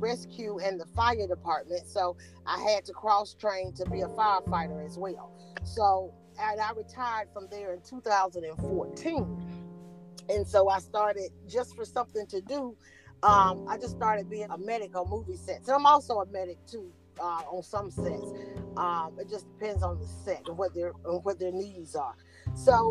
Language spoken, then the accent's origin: English; Cuthbert, Georgia, United States; also born or lived in Atlanta, Georgia / Decatur, Georgia; now in Conyers, United States; I'm actually from Southwest Georgia, a little small town down in Southwest Georgia, Cuthbert, Georgia. And so I was raised, I came to Atlanta when I was 10 years old